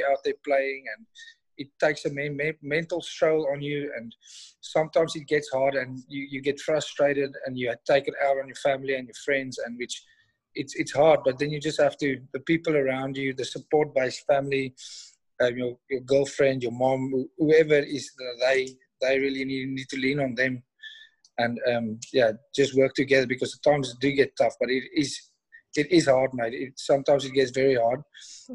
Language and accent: English; South Africa; moved away as an adult; also born or lived in Australia; growing up in South Africa